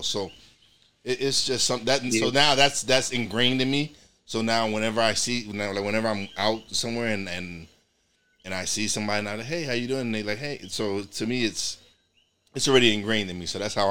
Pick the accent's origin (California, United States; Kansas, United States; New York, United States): New York, United States; also born or lived in Florida; now in Pennsylvania, United States; because I'm originally from New York, but now I live in Pennsylvania